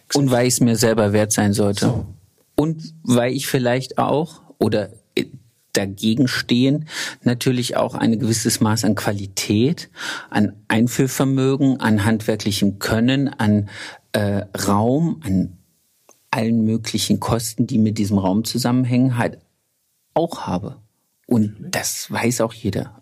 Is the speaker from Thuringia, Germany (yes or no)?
yes; Thuringia, Germany; now in Baden-Württemberg, Germany; aus Thüringen, wo ich herkomme